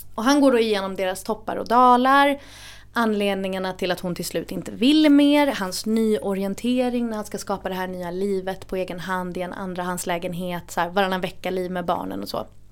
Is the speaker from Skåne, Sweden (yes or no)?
no; Gothenburg, Västra Götaland, Sweden; moved away as an adult; now in Stockholm, Sweden; Det är Göteborg jag är ifrån